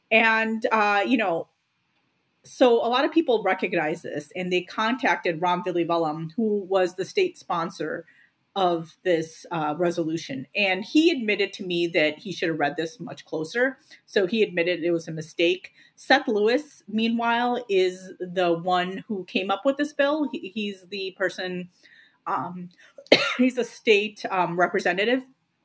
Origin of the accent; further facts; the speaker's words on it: India; listen, I'm Indian and I'm Muslim.